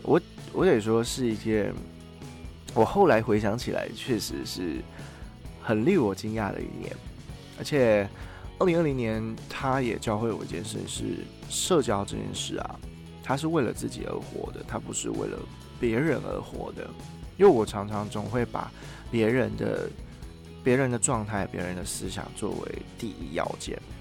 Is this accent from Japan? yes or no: no; Taiwan; moved away as an adult; also born or lived in China; 像我自己在中国读书的时候，我的。呃，我的讲话方式跟我表达出来自我的样子是跟我在台湾完全不一样的。